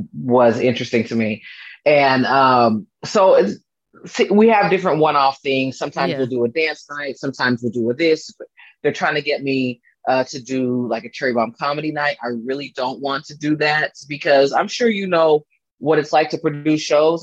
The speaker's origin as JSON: {"language": "English", "town": "Fairfield", "region": "California", "country": "United States", "tie": "born or raised there", "moved": "yes", "lives_now": "Los Angeles, United States", "said": "I'm originally from the Bay Area. I grew up uh, near Napa, kind of like a little city called Fairfield, kind of like in between Napa and San Francisco."}